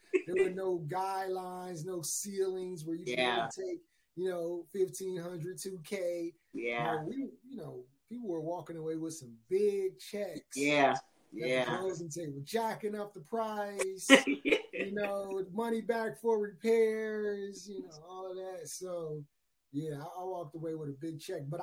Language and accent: English; Chicago, Illinois, United States; I'm from Chicago, Illinois.